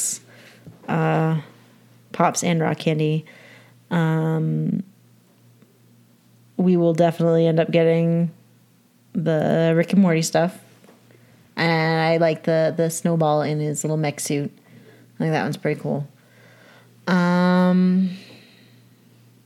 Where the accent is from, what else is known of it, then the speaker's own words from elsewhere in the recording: Canada; now in United States; I'm Canadian